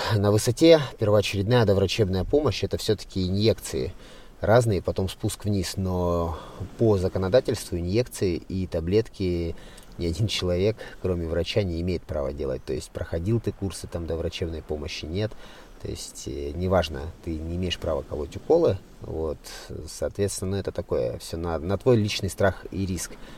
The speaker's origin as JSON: {"language": "Russian", "area": "Siberia", "region": "Krasnoyarsk Krai", "country": "Russia", "tie": "born or raised there", "moved": "yes", "said": "сам я родился в Сибири, в Красноярском крае, и долгое время я жил в деревне"}